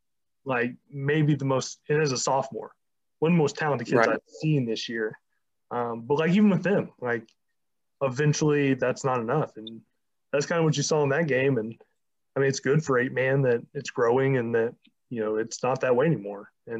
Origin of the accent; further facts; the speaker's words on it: the South, United States; moved away; like, I'm originally from the South. Now, while I spent most of my life up here